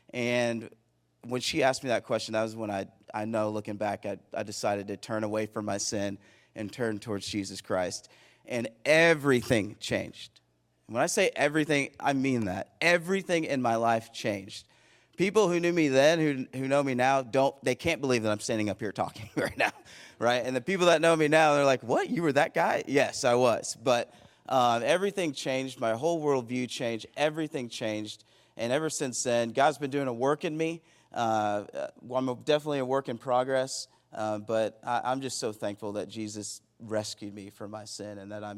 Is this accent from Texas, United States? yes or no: yes; Plano, Texas, United States; born there; So I was born in Plano, Texas. Shout out to Plano. 7-time state football champions.